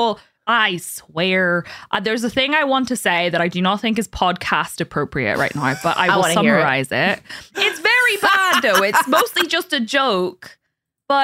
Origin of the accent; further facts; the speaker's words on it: Northern Ireland, United Kingdom; I'm Northern Irish